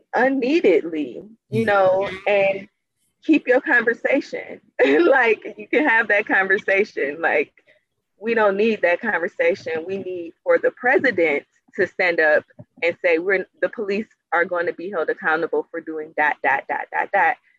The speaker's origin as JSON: {"language": "English", "town": "Cleveland", "region": "Ohio", "country": "United States", "said": "I'm from Cleveland, Ohio, and mm-hmm. I was raising my children like two blocks away"}